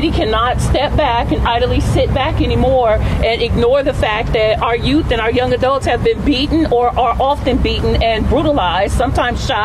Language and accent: English; Stockton, California, United States; I'm from Stockton